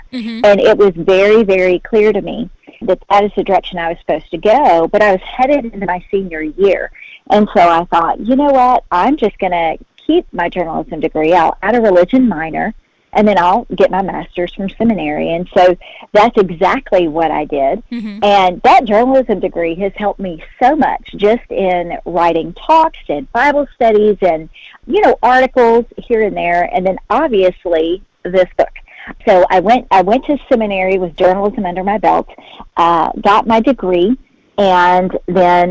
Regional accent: Hopkinsville, Kentucky, United States; accent: Southern; also born or lived in Birmingham, Alabama; I actually ended up living in my hometown, which I never thought would happen. Mm-hmm. I grew up here in Hopkinsville

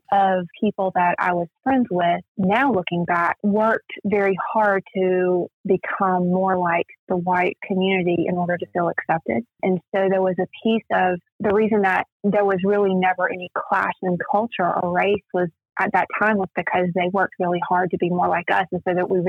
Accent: South Georgia, United States; I grew up in South Georgia, mainly through my middle school and high school years. And it was a majority, or the community that I grew up in was majority white.

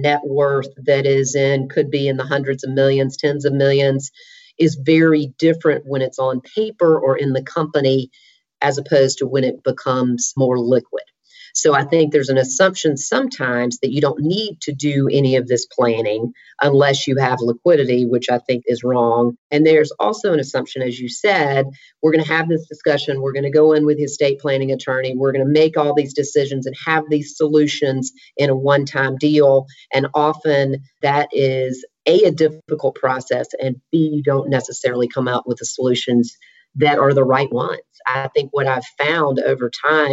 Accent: Alabama, United States; moved away as an adult; also born or lived in Nashville, Tennessee; now in Atlanta, United States; I am from Alabama

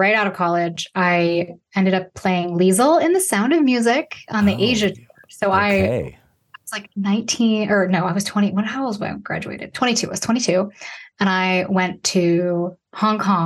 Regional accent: Chicago area, Illinois, United States; also born or lived in Traverse City, Michigan; My grandmother was an opera singer who had a voice studio downtown at the Fine Arts Building here in Chicago. My father was in there were five of them. They were called Stuck in the 50s, and they sang doo-wop in my hometown

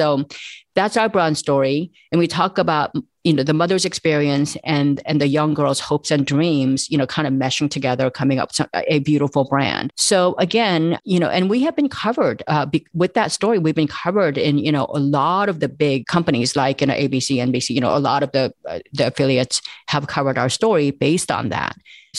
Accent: South Korea; moved away; I immigrated from South Korea.

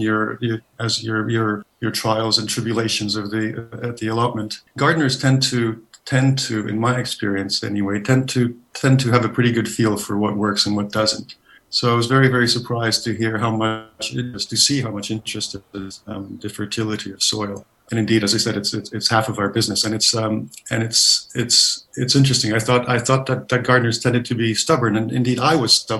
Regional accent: Canada; moved away as an adult; now in London, United Kingdom; I'm Canadian, not from the south of us. I moved to the UK about 20 odd years ago

